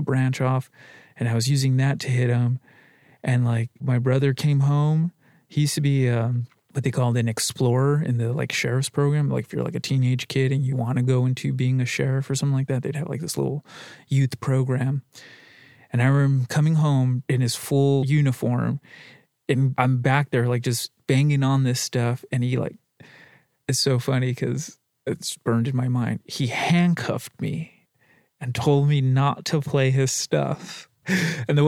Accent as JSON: {"language": "English", "town": "La Puente", "region": "California", "country": "United States", "tie": "born or raised there", "said": "I grew up in La Puente, California, off of Zenith and Gemini"}